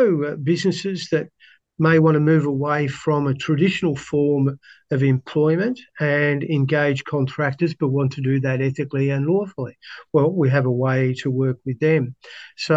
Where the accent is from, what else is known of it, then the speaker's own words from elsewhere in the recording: Melbourne, Victoria, Australia; I grew up in Melbourne